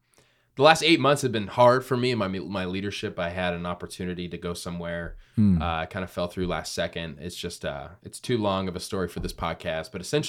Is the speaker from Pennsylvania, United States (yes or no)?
no; Queen Creek, Arizona, United States; where I was raised in Queen Creek.